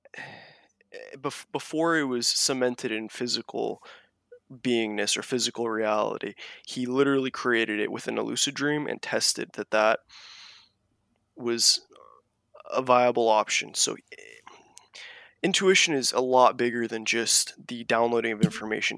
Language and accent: English; Kauai, Hawaii, United States; I was born on Kauai, the garden island of Hawaii